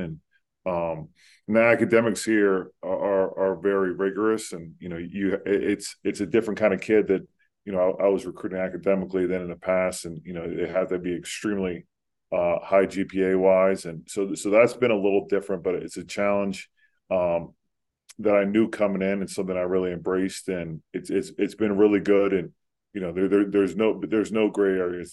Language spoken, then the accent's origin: English; Pennington, New Jersey, United States; I grew up in Central Jersey